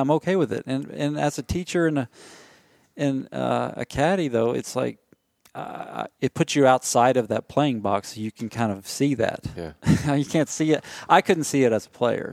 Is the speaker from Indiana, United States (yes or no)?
no; Nashville, Tennessee, United States; moved away; I'm from Nashville